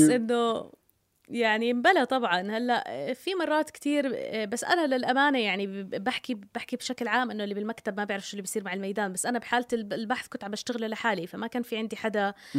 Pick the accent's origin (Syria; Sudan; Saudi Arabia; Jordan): Jordan; انا مواطنه اردنيه